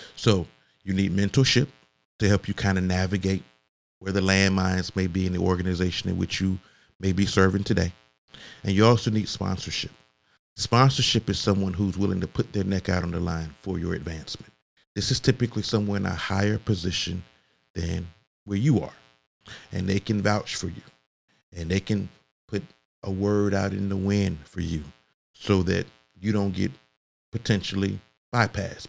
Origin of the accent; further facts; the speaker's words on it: Augusta, Georgia, United States; I grew up in Augusta, Georgia, or the Augusta metro area